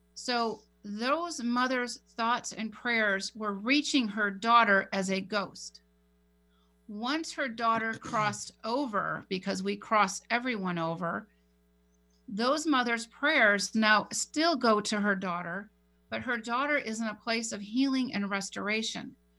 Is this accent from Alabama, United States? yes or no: no; San Diego, California, United States; my hometown in Rancho Bernardo